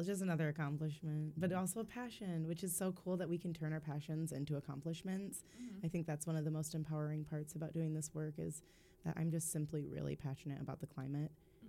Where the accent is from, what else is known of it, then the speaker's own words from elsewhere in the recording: Holland, Michigan, United States; when I was growing up in Holland